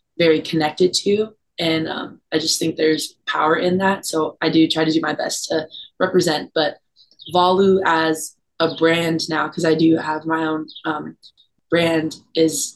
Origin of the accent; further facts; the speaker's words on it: Oceanside, California, United States; coming out of Oceanside, my hometown